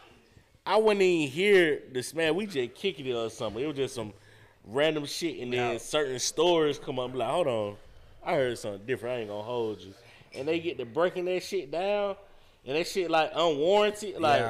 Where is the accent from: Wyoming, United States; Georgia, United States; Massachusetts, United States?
Georgia, United States; Atlanta; I'm from the West Side, Simpson to be exact. Some folks call it Joseph E. Boone, but that's how I know you ain't from here.